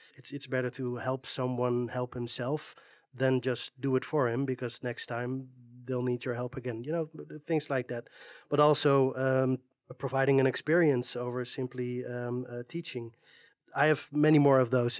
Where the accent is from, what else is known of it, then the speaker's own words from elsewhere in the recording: Netherlands; I'm from the Netherlands, uh, it's a, it's a small flat country